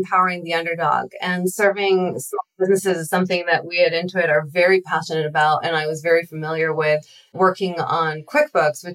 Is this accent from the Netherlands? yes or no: no; Israel; moved away; I'm actually originally from Israel. I spent 2 years in the intelligence force there